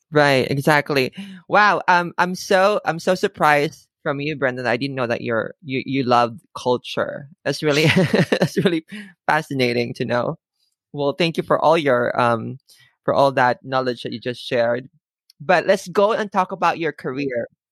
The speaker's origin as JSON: {"language": "English", "country": "Philippines", "tie": "born or raised there", "moved": "yes", "said": "I grew up in the Philippines"}